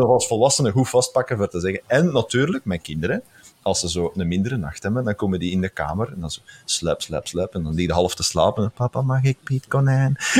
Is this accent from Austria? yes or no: no; Flemish Brabant, Belgium; now in Moerzeke, Belgium; ik ben een Brabander